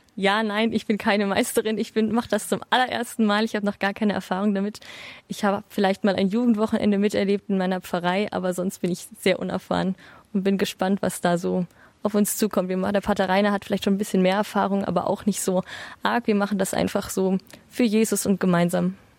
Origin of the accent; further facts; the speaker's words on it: Bavaria, Germany; Ich komme aus Bayern